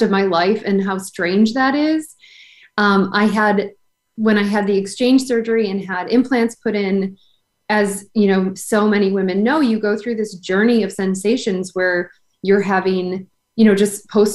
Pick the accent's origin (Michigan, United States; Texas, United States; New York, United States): New York, United States; Buffalo; now in Rhode Island, United States; I grew up in Buffalo, New York, where it's like 9 months of winter and then summer.